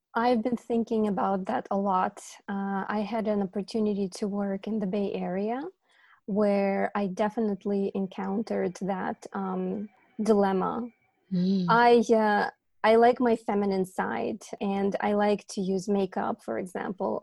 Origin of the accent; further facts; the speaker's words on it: Ukraine; English is a second language; moved away as an adult; also born or lived in New Jersey, United States; now in California, United States; as an immigrant woman from uh, my country of origin, which is Ukraine